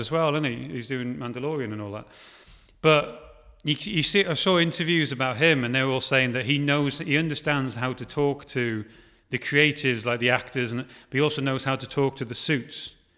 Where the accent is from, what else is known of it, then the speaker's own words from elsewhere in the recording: Wales, United Kingdom; now in Liverpool, United Kingdom; I'm Welsh